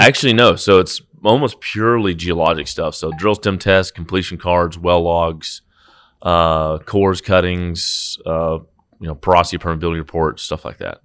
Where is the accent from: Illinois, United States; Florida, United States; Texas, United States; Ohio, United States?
Texas, United States; Brock; also born or lived in Fort Worth, Texas; raised in Brock's, out about forty minutes west, a little tiny town